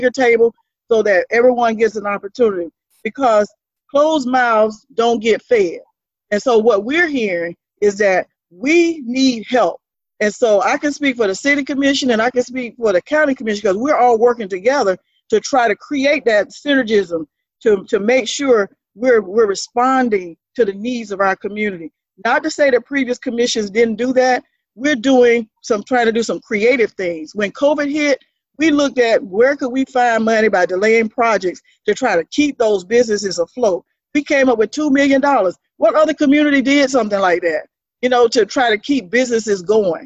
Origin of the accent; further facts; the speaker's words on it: Quincy, Florida, United States; now in Tallahassee, United States; I grew up in Quincy, went to Florida A&M